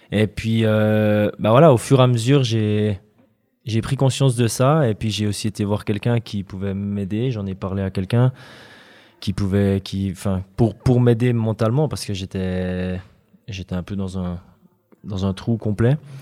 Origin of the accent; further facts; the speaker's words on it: Fribourg, Switzerland; en tant que Fribourgeois